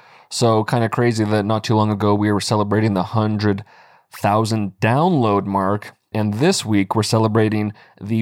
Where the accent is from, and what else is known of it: United States